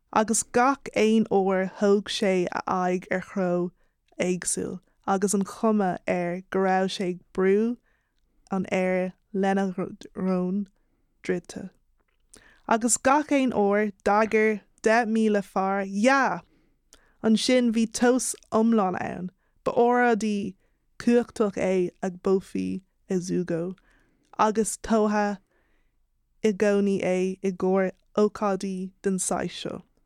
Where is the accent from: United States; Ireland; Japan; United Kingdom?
Ireland; born or raised there